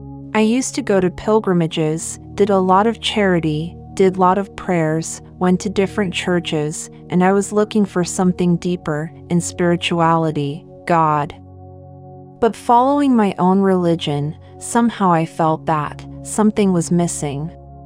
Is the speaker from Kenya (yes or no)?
yes; Kenya; born there; moved away; also born or lived in Seychelles / Germany; I was born in Kenya, studied in Seychelles, and then went to Germany for studies, and so finally I felt that I don't belong to anywhere.